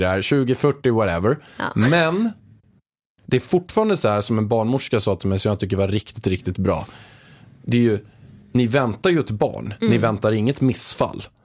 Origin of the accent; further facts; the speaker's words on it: Haninge, Stockholm County, Sweden; jag är uppväxt i Haninge i grunden, en, en förort utanför Stockholm